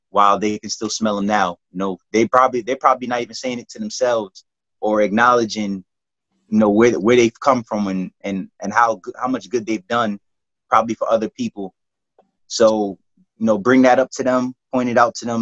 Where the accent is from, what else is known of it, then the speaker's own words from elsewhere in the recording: New York City, New York, United States; I'm from the County of the Kings